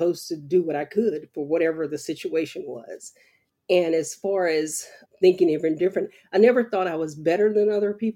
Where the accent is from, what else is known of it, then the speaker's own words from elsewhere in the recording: about 30 minutes from Bayou La Batre, Alabama, United States; this little town of Biola Battery, which is about 30 minutes from my hometown, right across the bay